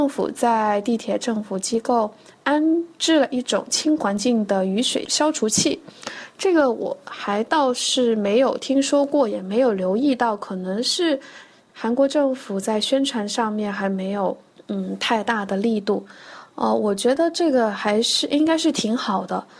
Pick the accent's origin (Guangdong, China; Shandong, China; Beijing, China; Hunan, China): Guangdong, China; Guangzhou; 大家好，我是来自中国广州的二十七岁的